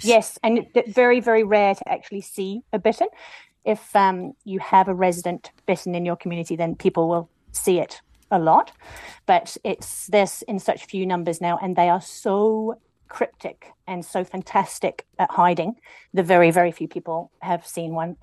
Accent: Matakana, Auckland, New Zealand; my hometown well, village matakana

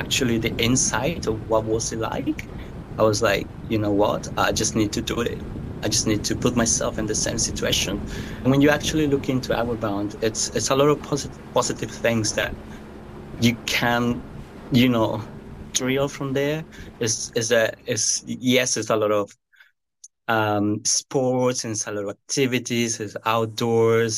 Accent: Amazon region of Colombia, Colombia; now in New Zealand; I'm from the Amazon part. So I'm from a small town. It's kind of like the golden door of the Amazon. It's where the Amazon begins. My upbringing was just rural, farm.

